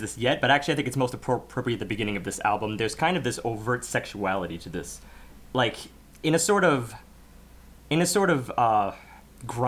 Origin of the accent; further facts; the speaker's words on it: United States; as an American audience